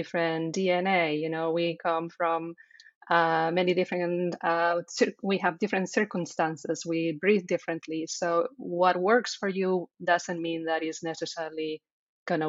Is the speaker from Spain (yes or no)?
yes; Spain; English is a second language; moved away; as you hear, I have an accent, right? So I am from Spain